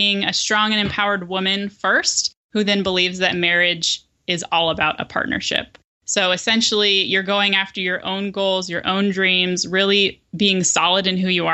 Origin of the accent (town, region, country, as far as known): Denver, Colorado, United States; born or raised there; now in Portland, United States